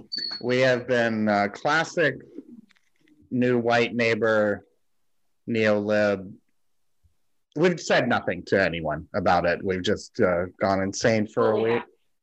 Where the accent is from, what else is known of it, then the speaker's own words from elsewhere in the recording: the South, United States; moved away; I'm from the South